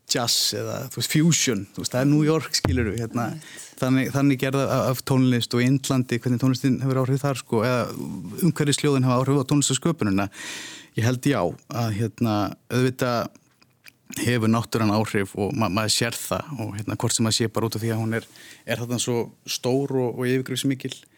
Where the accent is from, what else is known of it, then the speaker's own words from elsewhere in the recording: Iceland; við séum það bara yfir höfuð sem Íslendingar